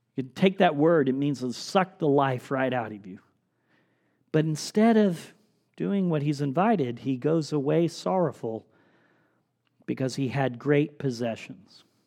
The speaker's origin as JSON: {"language": "English", "country": "United States"}